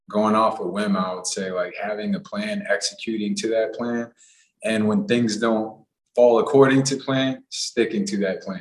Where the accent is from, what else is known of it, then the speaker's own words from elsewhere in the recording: Puerto Rico; born there; also born or lived in Los Angeles / Massachusetts; I grew up, I was born in Puerto Rico. I moved to LA. I lived in Massachusetts for a little bit.